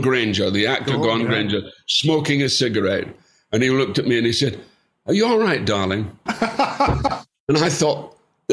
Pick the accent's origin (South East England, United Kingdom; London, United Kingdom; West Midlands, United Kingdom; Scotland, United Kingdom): Scotland, United Kingdom; as we call it in Scotland